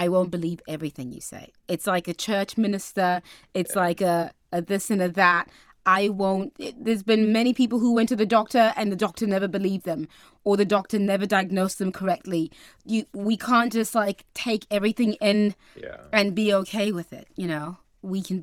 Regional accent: South Africa; moved away; my hometown in the desert

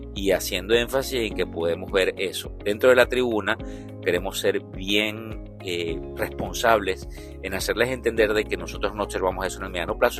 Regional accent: Venezuela; como venezolano

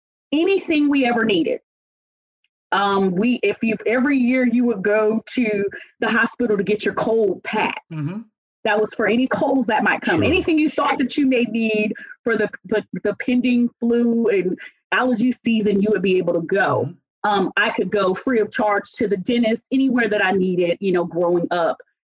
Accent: Lakenheath, East of England, United Kingdom; born there; I was born in Lakenheath, England, and then went back and went 7th, 8th, 9th, and 10th grade to Alconbury House School in England

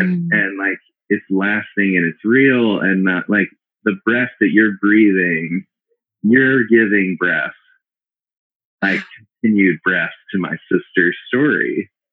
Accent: Memphis, Tennessee, United States; moved away as an adult; also born or lived in Boston / Connecticut; now in Burlington, Vermont, United States; we're both from Memphis, Tennessee. Uh, we grew up together

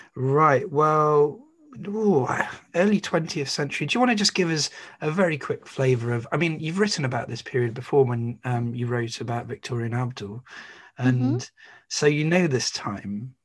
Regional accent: Staffordshire, West Midlands, United Kingdom; I grew up in Staffordshire.

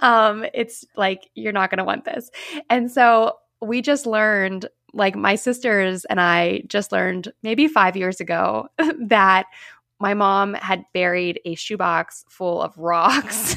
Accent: Pittsburgh, Pennsylvania, United States; I am, like, one of the only Pittsburgh people

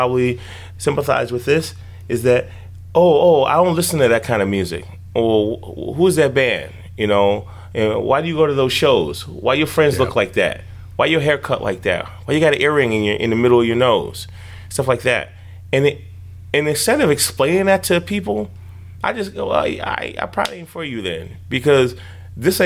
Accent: Chicago, Illinois, United States; growing up in Chicago

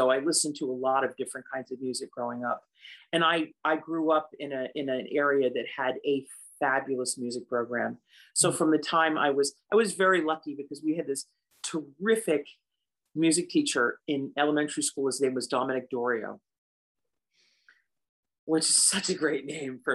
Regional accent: the Catskills, New York, United States; My dad worked in the resort hotels in the Catskills. That's how I grew up in the Catskills

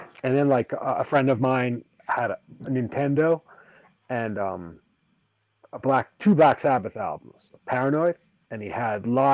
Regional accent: New York City, New York, United States; I grew up in and around New York City

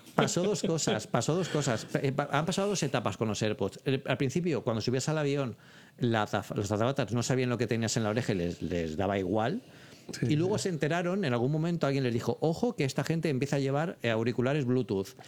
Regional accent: Elche, Valencian Community, Spain; moved away; yo soy de Elche, que es una, ciudad de Alicante yo tengo a mi, mi, familia, mi hermana, mi sobrino allí

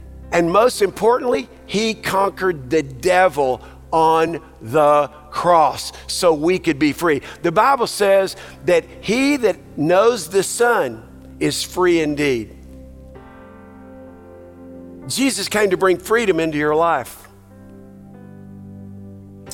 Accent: Texas, United States; now I'm a Texan

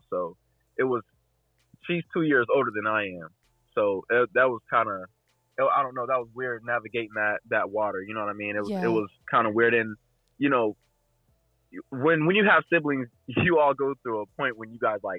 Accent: Dayton, Ohio, United States; I grew up in Dayton. I grew up kind of on the outskirts in Huber Heights.

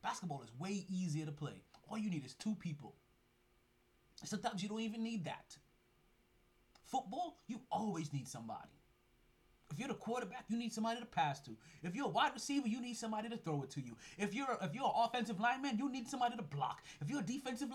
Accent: Jamaica; So I'm Jamaican. I'm Jamaican as shit.

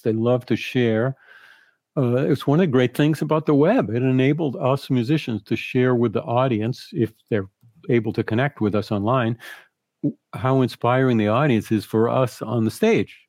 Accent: Boston, Massachusetts, United States; moved away; also born or lived in Rochester / New York; I'm from Boston, so I went home to my parents

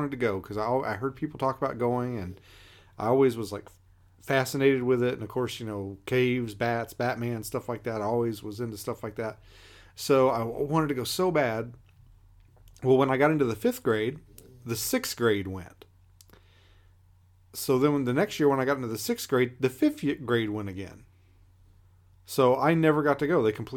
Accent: Kentucky, United States; moved away as an adult; now in Alaska, United States; I grew up in Kentucky. I left when I was 21

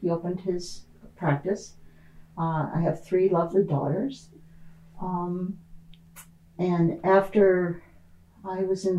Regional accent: Indiana, United States; moved away; I was born and raised in Indiana. So I'm a Hoosier by birth. I lived in the rural area of Indiana and grew up on a farm.

